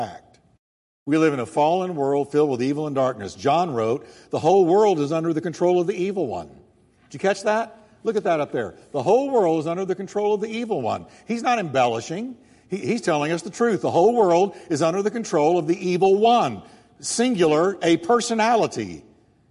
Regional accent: United States; I'm an American

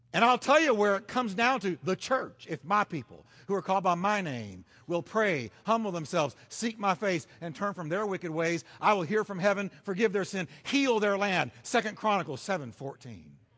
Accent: United States; as an American

